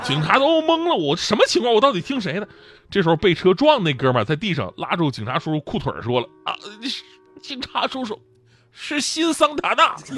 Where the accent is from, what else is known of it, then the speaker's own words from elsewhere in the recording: Northeast China, China; 当年我们东北人有一个不太成文的规矩嘛